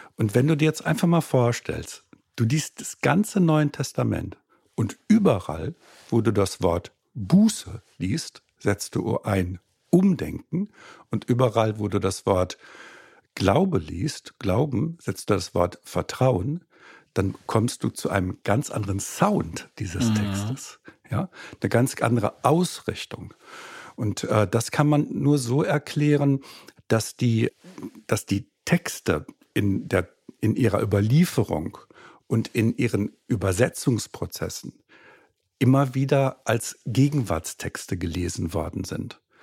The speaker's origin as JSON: {"language": "German", "country": "Germany", "tie": "born or raised there", "also_born_or_lived": "Austria / Frankfurt", "said": "Ich bin gebürtiger Österreicher, aber äh, dann in Deutschland aufgewachsen"}